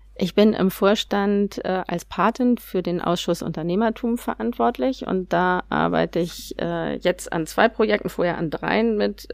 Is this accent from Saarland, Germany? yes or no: no; Hamburg, Germany; Ich bin Hamburgerin